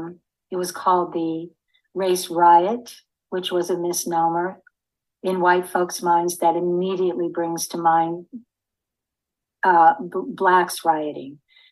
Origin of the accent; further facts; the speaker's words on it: Tulsa, Oklahoma, United States; moved away as an adult; now in Bloomsburg, United States; Growing up in Tulsa